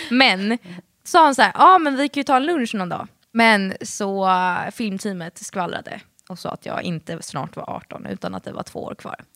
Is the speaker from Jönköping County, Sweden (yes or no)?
no; Stockholm, Stockholm County, Sweden; accent: Stockholmska; jag prata stockholmska